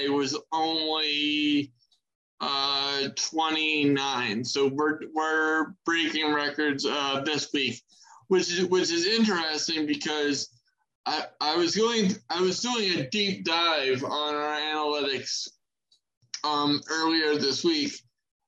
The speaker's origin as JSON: {"language": "English", "region": "Maryland", "country": "United States", "said": "My home state of Maryland"}